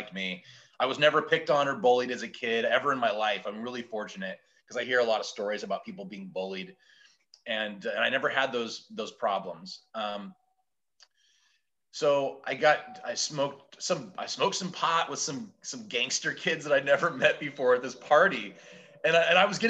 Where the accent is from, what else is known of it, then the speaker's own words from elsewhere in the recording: Portland, Oregon, United States; I'm from originally from Portland, Oregon